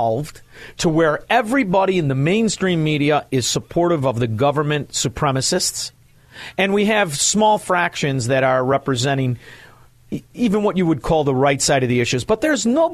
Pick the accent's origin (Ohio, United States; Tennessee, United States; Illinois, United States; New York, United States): Illinois, United States; Chicago; I'm from Chicago